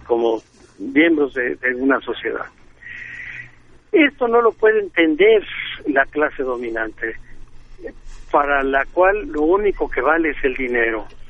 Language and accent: Spanish; Mexico